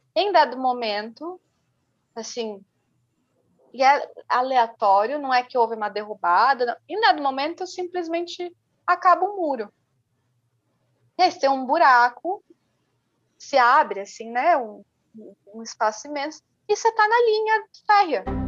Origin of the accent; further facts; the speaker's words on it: São Paulo, Brazil; Eu sou da Zona Norte, mas é uma Zona Norte que eu não acesso